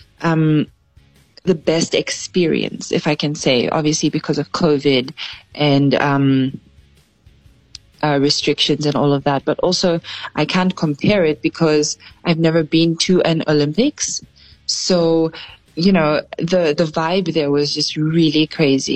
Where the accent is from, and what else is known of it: Zambia